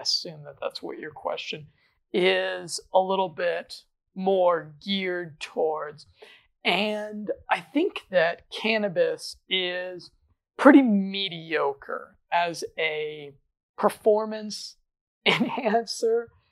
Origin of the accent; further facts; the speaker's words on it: Colorado, United States; I'm from Colorado. I'm from one of the most liberal states when it comes to marijuana